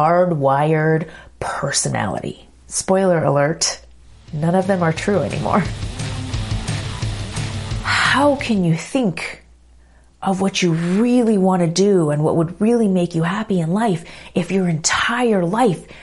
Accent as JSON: {"language": "English", "town": "Los Angeles", "region": "California", "country": "United States", "tie": "born or raised there", "also_born_or_lived": "New York", "said": "moved back here to my hometown of LA for 3 years"}